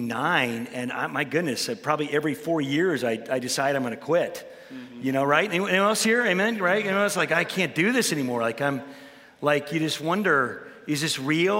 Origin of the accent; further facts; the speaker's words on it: Chicago, Illinois, United States; I grew up in Chicago, Illinois.